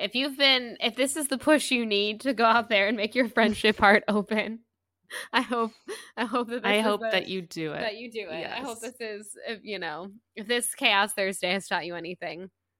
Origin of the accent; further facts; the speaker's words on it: the South, United States; I'm from the South, so I can do it.